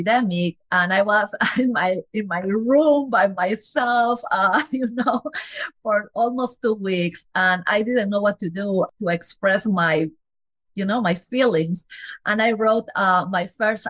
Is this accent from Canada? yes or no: no; Peru; English is a second language; moved away as an adult; now in United States; I am from Peru. I am a Latin girl.